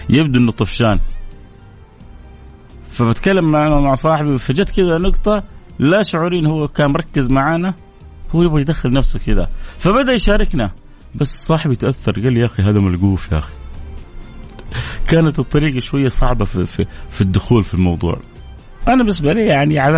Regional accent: Egypt; now in Medina, Saudi Arabia; من مصر وعايش في احسن وافضل مكان في المملكه وهي المدينه المنوره

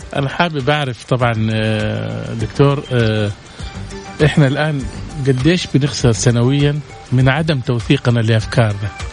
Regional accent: Saudi Arabia; احنا عندنا في السعوديه

